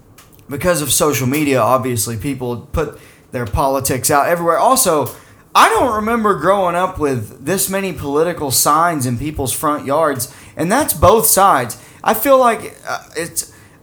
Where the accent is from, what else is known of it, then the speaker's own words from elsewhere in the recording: Arkansas, United States; moved away; when I was growing up in Arkansas